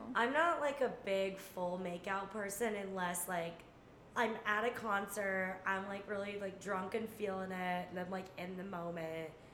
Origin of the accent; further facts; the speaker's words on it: California, United States; moved away as an adult; also born or lived in New York; I was like from California